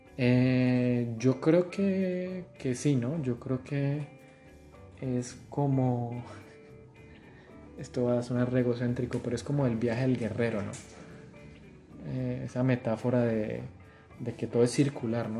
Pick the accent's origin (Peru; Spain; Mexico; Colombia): Colombia; Tuluá, Valle del Cauca; moved away as an adult; also born or lived in Argentina; yo soy de Tuluá